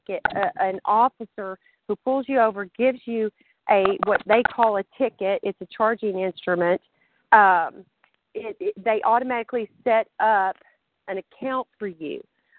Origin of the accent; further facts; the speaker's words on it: the South, United States; accent: Southern; So sometimes my southern accent is stronger.